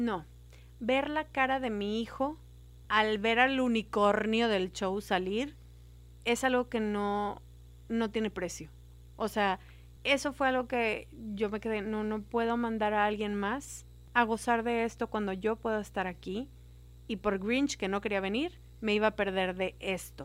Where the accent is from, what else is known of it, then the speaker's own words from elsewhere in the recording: Monterrey, Nuevo León, Mexico; yo soy regia